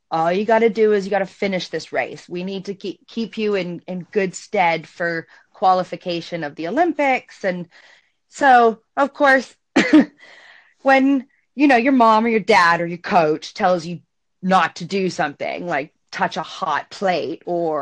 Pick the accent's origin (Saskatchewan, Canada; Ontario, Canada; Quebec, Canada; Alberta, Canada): Ontario, Canada; Toronto; also born or lived in Montreal; I grew up in Toronto, Canada, but spent my summers in Montreal